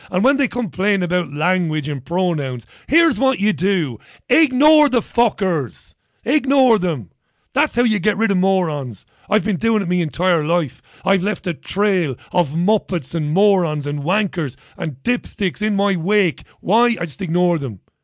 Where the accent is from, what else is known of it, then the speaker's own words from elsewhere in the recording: Ireland; I'm Irish.